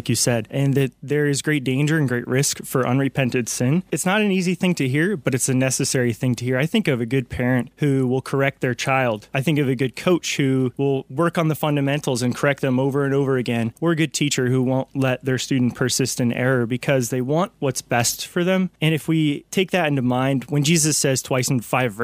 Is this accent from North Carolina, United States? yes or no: yes; North Carolina, United States; I am from North Carolina, so I hail from the Diocese of Raleigh